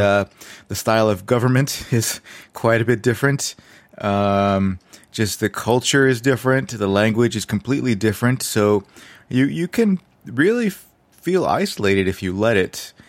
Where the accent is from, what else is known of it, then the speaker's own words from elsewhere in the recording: United States; moved away as an adult; now in China; I'm American